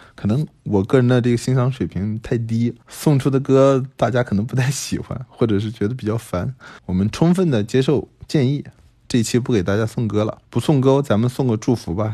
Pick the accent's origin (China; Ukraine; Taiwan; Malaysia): China; 我们中国人像我长这么大，我没见过这些毒品